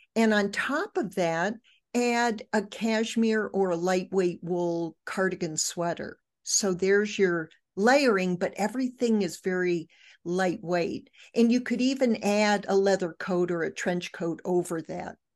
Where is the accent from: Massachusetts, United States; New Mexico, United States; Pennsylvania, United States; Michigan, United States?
Michigan, United States; I grew up in Michigan